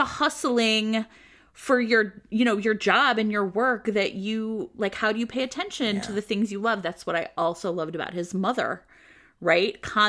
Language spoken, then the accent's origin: English; Cleveland, Ohio, United States; I'm from Cleveland